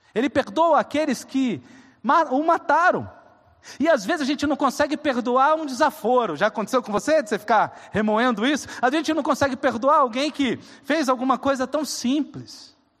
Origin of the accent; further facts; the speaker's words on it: coastal southeastern Brazil, Brazil; Eu sou caiçara